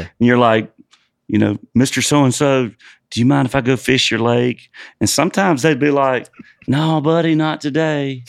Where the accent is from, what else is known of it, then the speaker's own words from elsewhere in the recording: South Georgia, United States; moved away as an adult; also born or lived in Nashville; I grew up in South Georgia and bass fishing's huge where I grew up